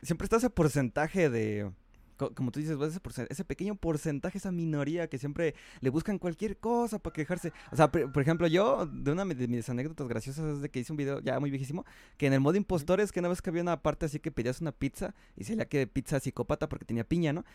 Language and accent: Spanish; Mexico City, Mexico; aquí en México, bueno, aquí, yo que soy aquí de Chilango